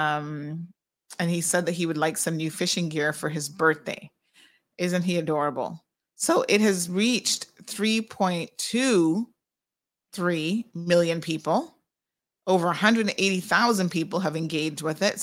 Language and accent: English; Cayman Islands; we certainly drink our fair share here in the Caribbean